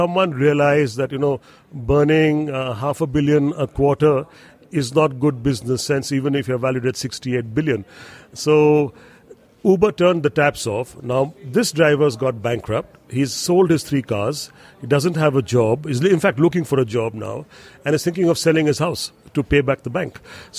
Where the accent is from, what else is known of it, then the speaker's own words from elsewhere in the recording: India; moved away; also born or lived in Singapore; I've been born and brought up in India, and I still have ties and roots and family in India, but I had moved to Singapore and then set up a company in Singapore